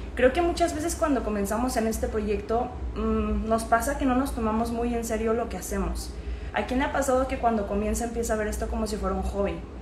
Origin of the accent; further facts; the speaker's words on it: Guadalajara, Jalisco, Mexico; moved away as an adult; now in Medellín, Colombia; soy de Guadalajara, Jalisco, México, pero actualmente estoy viviendo en Medellín, Colombia